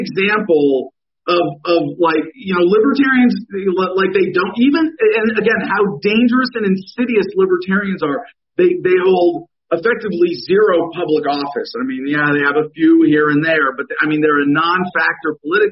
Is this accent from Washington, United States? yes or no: no; Arizona, United States; my home state, Arizona here, the great, great state of Arizona, where we live under the wisdom of Governor Doug Ducey